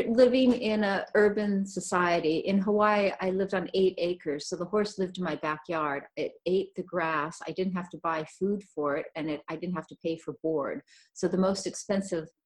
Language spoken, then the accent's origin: English; California, United States; I was born in California. I grew up, uh, we traveled a lot. We moved around a lot as a child. Um, mainly, I lived on the coastal towns of California.